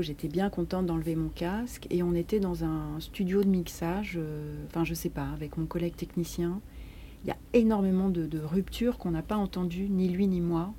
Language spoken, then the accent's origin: French; Paris, Île-de-France, France; je suis parisienne